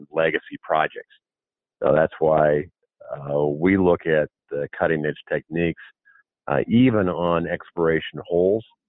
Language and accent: English; Montana, United States; I'm from Montana